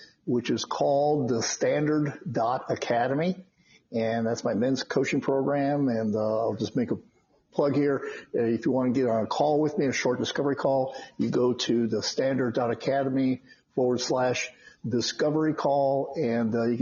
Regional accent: Phoenix, Arizona, United States; moved away as an adult; also born or lived in Chicago, Illinois; now in Las Vegas, United States; I was born in Chicago, but at age 8, we moved to Phoenix, Arizona. And I essentially grew up in Phoenix

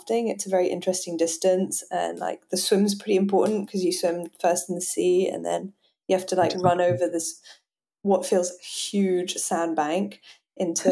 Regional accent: Geneva, Switzerland; also born or lived in Hong Kong / London, United Kingdom; I grew up in Geneva, like like very near France

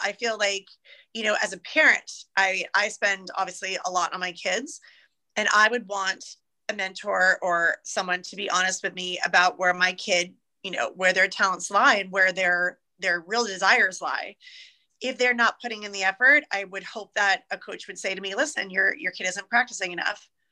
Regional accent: Irvine, California, United States; also born or lived in Los Angeles, United States; Irvine, where I was growing up in Orange County

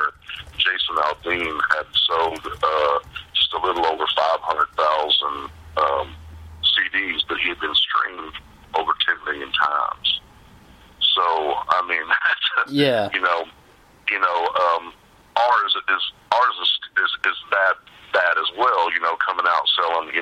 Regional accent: Tennyson, Texas, United States; my hometown, Tennyson, Texas

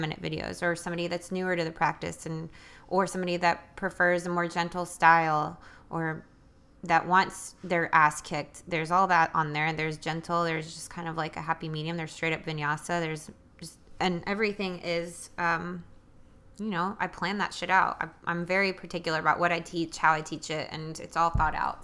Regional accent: New York City, New York, United States; now in Nashville, United States; I was born in New York City and I grew up with a family of immigrants

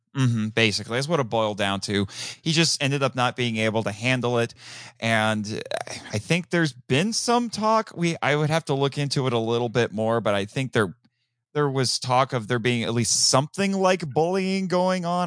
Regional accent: Midwest, United States; I'm from the Midwest

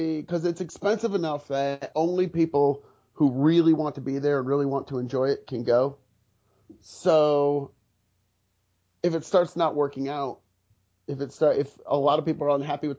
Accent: Michigan, United States; moved away as an adult; now in Somerville, United States; No, I'm originally from Michigan. Came out to Boston to teach.

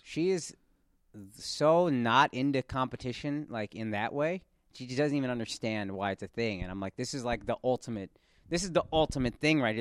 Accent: Texas, United States; I'm from Texas

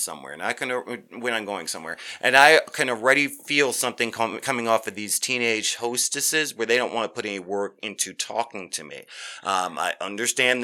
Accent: New York, United States; moved away; I'm originally from New York

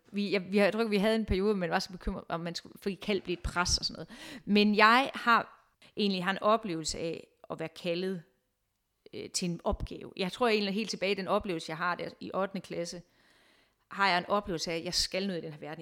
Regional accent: Viborg, Central Denmark Region, Denmark; moved away as an adult; also born or lived in Amager, Copenhagen; now in Copenhagen, Denmark; Jeg kommer fra Viborg, hvor jeg egentlig har været øh, butiksuddannet

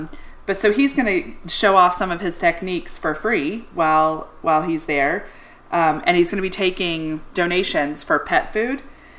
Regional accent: Charlotte, North Carolina, United States; growing up in Charlotte

